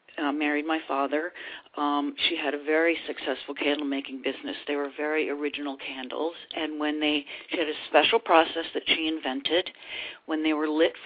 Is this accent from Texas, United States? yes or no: no; Concord, Massachusetts, United States; I grew up in Concord, Massachusetts, in a very artistic family.